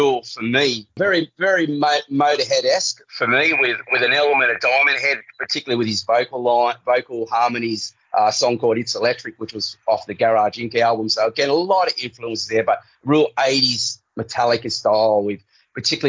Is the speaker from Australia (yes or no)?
yes; Australia; being Australian